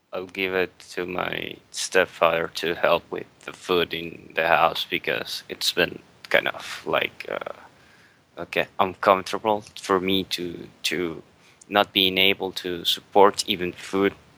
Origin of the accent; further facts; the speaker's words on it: Venezuela; I'm from Venezuela